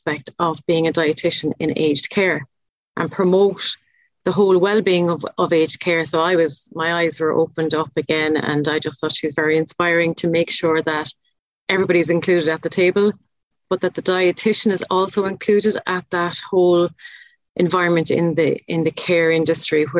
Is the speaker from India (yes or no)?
no; Ireland; accent: Irish; in my best Irish accent